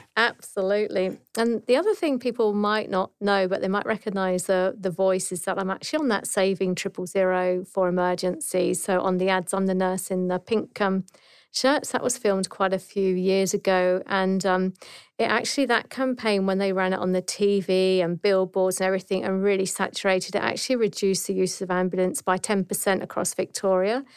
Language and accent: English; Dorset, South West England, United Kingdom; moved away as an adult; now in Australia; I'm actually from, um, Dorset in the south coast of England